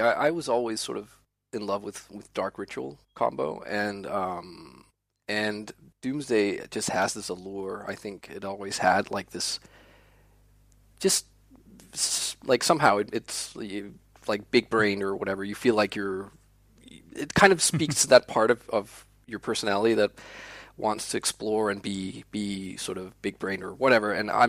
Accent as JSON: {"language": "English", "town": "Copenhagen", "region": "Capital Region of Denmark", "country": "Denmark", "tie": "born or raised there", "second_language": "English", "said": "Being a native of Denmark, it's"}